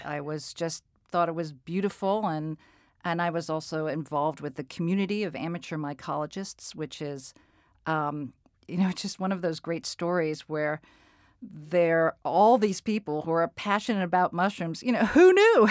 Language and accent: English; New England, United States; also born or lived in Colorado; Growing up in, in New England